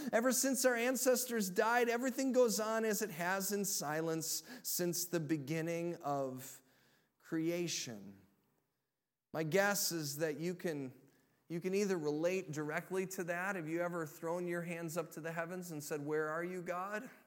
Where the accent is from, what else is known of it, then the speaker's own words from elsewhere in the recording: Illinois, United States; moved away; I grew up in Illinois